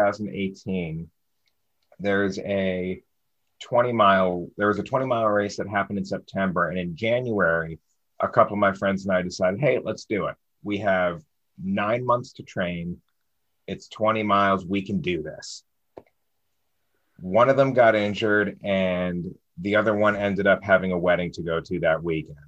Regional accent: Baltimore, Maryland, United States; I'm from Baltimore, and we're known as Charm City down here.

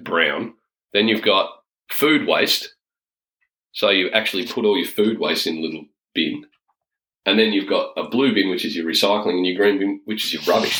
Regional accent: Tasmania, Australia; we're from Tassie

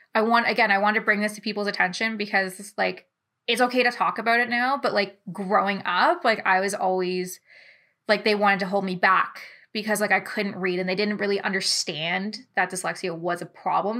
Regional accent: London, Ontario, Canada; I'm from London, Ontario.

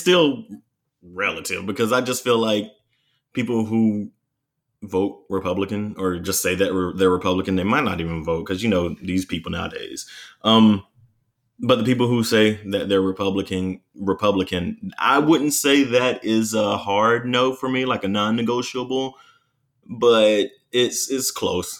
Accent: North Carolina, United States; also born or lived in Charlotte, North Carolina; my hometown in North Carolina

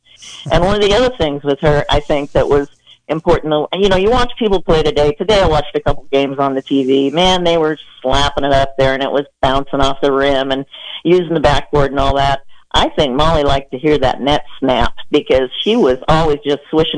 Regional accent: Iowa, United States; people from Iowa are pretty humble.

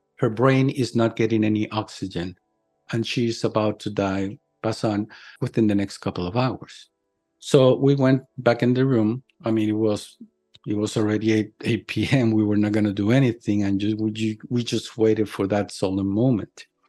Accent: Puerto Rico; in my hometown, my little island of Puerto Rico.

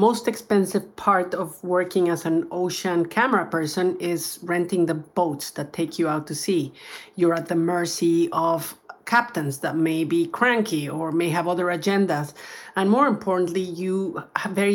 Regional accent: Mexico; Baja in Mexico, my home country.

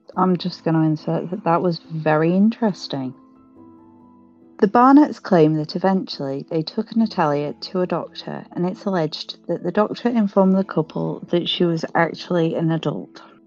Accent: United Kingdom; we're British.

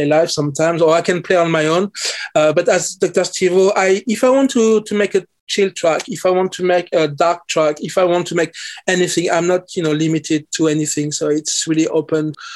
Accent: Paris, Île-de-France, France; English is a second language; moved away as an adult; also born or lived in London, United Kingdom; now in Oxford, United Kingdom; I'm French Caribbean. So I grew up in Paris. I was born in Paris.

